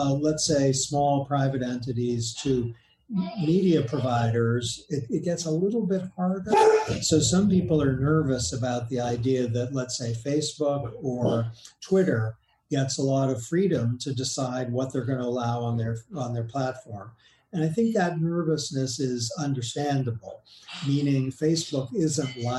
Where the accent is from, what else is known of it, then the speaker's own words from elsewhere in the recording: Boston, Massachusetts, United States; now in Washington, United States; my hometown newspaper, before I moved to Washington, the Boston Globe